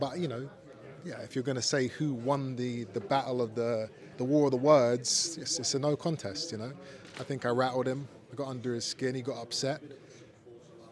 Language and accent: English; Brighton, South East England, United Kingdom; we're gonna prepare diligently in England, in my hometown